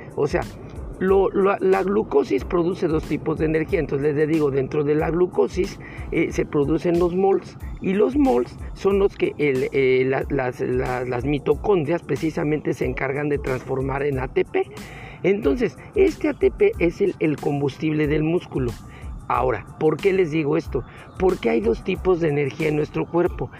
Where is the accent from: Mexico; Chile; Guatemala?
Mexico; aquí en mi país, en México